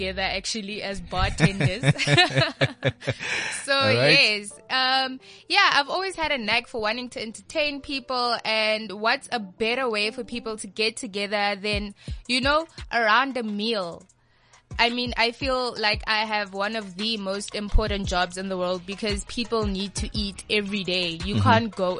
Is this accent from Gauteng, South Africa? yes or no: yes; Pretoria, Gauteng, South Africa; also born or lived in Rustenburg / Potchefstroom; I've been living in Pretoria since the age of 3. So I believe that ke motho tla ga Pitori, and I'm in love with being from, you know, the Jacaranda city